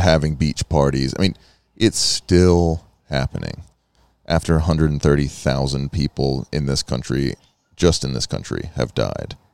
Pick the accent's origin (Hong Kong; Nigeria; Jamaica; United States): United States; a long history of being American